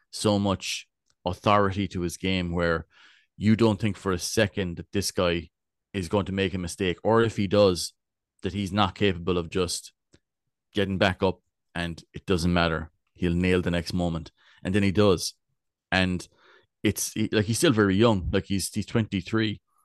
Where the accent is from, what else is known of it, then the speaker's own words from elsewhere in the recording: West Cork, Munster, Ireland; I'm from Bellineen.